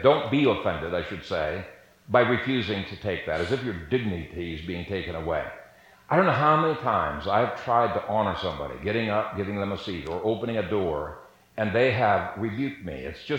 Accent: Ethiopia; I grew up in Ethiopia. My parents were missionaries there for 30 years

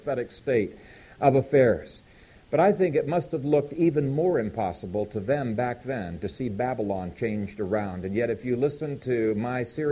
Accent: Ethiopia; moved away; the country I grew up in Ethiopia

